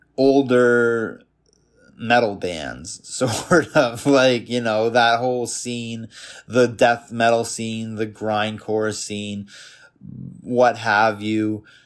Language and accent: English; Toronto, Ontario, Canada; I was born in Canada, Toronto, Canada in nineteen ninety-one. Grew up in the suburbs of Toronto for the first eighteen years of my life